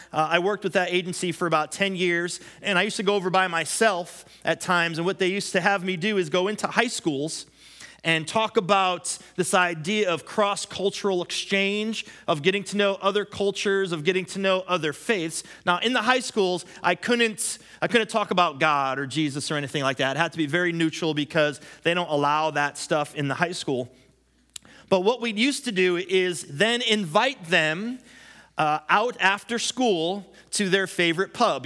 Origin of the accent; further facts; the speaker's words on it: United States; I'm an American